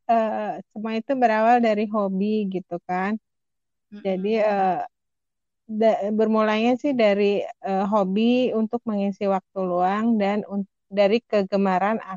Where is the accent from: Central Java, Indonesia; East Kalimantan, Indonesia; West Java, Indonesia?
West Java, Indonesia; Bandung; aku kan berasal dari Bandung udah gitu orang Sunda pula.